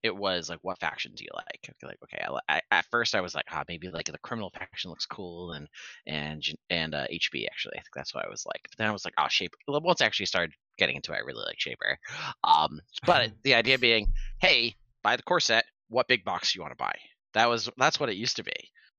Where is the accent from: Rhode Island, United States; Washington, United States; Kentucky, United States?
Rhode Island, United States; I'm actually from Rhode Island